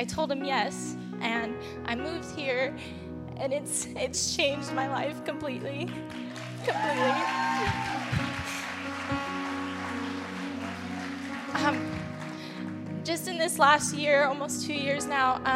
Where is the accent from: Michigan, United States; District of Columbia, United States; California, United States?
California, United States; San Diego; moved away as an adult; I'm actually from San Diego. I moved here about a year and a half ago now